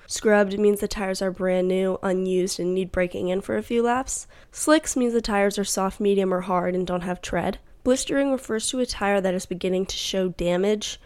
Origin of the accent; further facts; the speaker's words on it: United States; we're from America